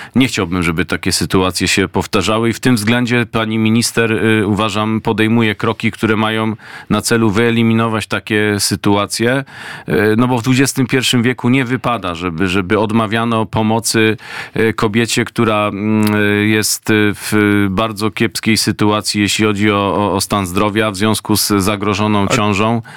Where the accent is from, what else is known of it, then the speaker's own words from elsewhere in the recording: Greater Poland, Poland; z rodzinnej Wielkopolski